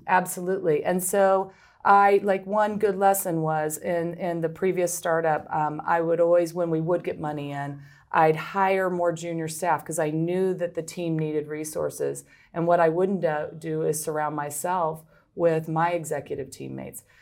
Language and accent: English; Midwest, United States; moved away; also born or lived in Philadelphia; I'm from the Midwest originally